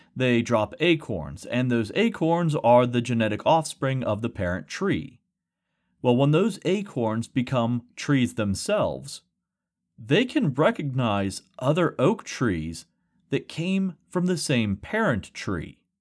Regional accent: rural West Virginia, United States; with my classmates growing up in rural West Virginia

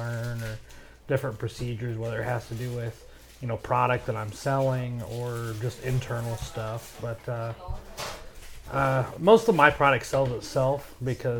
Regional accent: Bryan, Ohio, United States; we're both from Bryan originally

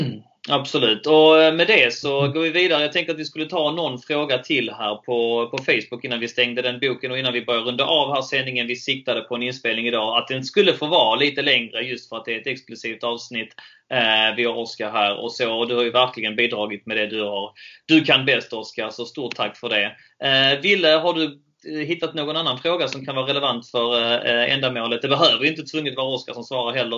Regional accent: Helsingborg, Skåne, Sweden; Jag är ju från Helsingborg

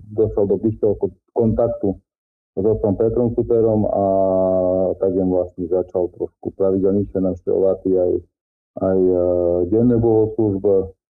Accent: Slovakia; ja pochádzam nedaleko z Topkova, teda je to farnosť, alebo filiálka z Topkovskej farnosti, obec Vyskovce.

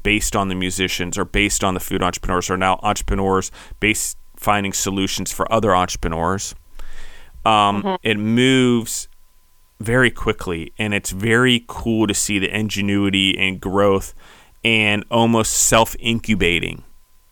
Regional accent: East Coast, United States; moved away; also born or lived in Colorado / Georgia; I grew up on the East Coast

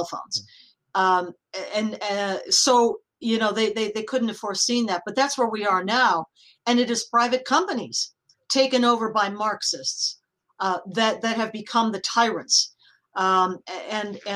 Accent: United States; I'm speaking as an American

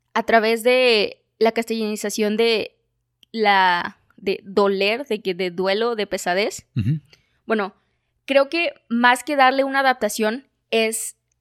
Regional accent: Mexico; como cultura mexicana

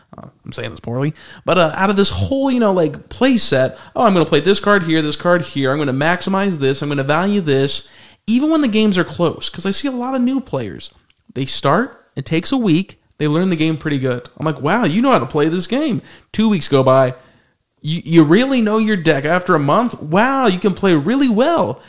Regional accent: Arizona, United States; we're all from Arizona

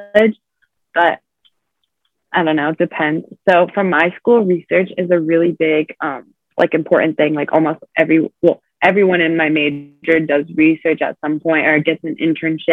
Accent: California, United States; I'm from California

